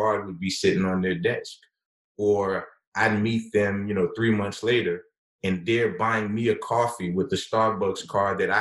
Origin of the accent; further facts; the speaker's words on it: the South, United States; perhaps as a Southerner, perhaps being raised in a certain kind of way